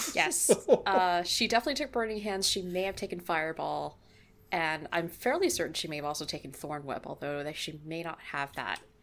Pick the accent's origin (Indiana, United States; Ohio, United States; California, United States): California, United States; I'm from California